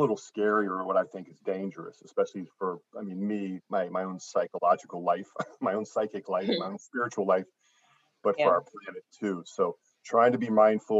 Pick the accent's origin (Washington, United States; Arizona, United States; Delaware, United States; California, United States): Arizona, United States; now in Chicago, United States; I grew up in Arizona.